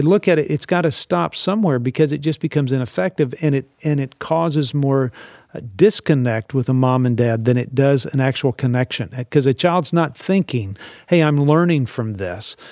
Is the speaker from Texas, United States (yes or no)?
yes; Texas, United States; I was raised in Texas